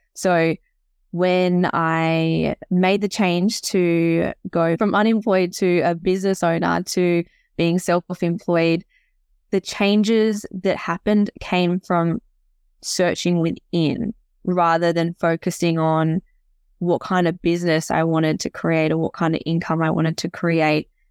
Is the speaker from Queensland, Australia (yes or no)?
no; Tasmania, Australia; also born or lived in Canada; I'm from Tassie originally.